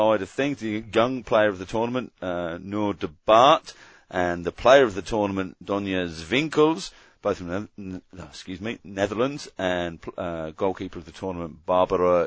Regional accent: Australia

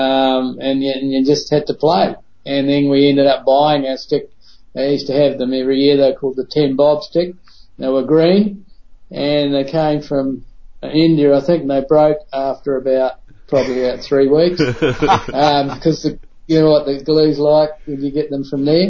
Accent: Christchurch, Canterbury, New Zealand; born or raised there; also born or lived in England

